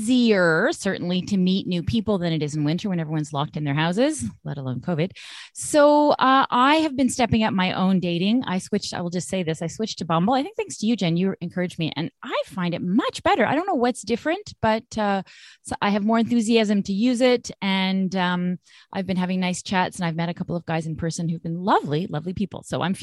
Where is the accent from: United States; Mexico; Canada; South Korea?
Canada; Vancouver, British Columbia; now in Montreal, Canada; I'm from Vancouver originally